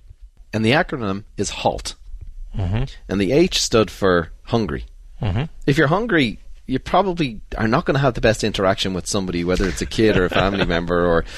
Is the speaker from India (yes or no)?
no; Ireland; You know, growing up in Ireland, you get on with it. You don't bring that up. You go for a few pints.